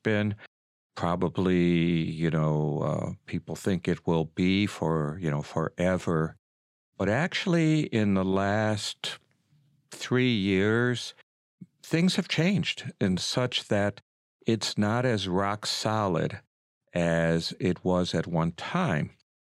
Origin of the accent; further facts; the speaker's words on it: Lorain, Ohio, United States; I was born and raised in Lorain County in Lorain.